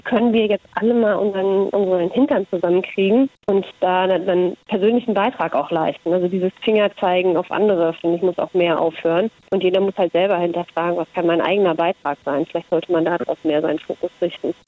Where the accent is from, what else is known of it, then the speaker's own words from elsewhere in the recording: Kenya; now in Melbourne, Australia; Ich bin in, in Kenia aufgewachsen.